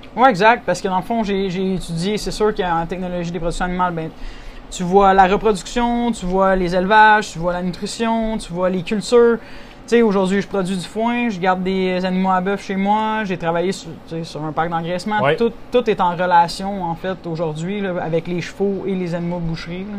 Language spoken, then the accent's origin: French; Saint-Barnabé-Sud, Quebec, Canada; also born or lived in Western Canada / Saint-Jude; je viens de la région de Saint-Hyacinthe. Je suis né dans le village de Saint-Barnabé-Sud